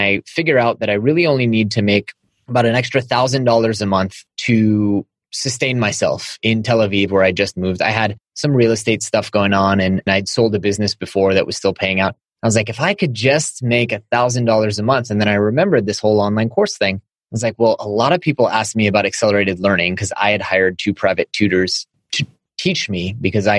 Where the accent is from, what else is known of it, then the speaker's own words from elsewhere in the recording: Silicon Valley, California, United States; growing up in Silicon Valley